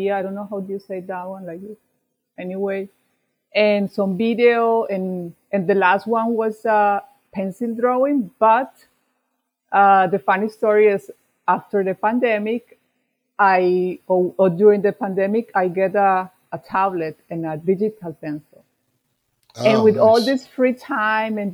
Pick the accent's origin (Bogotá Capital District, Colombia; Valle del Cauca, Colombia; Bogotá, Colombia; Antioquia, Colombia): Antioquia, Colombia; Medellin; English is a second language; moved away as an adult; I am from Medellin, Colombia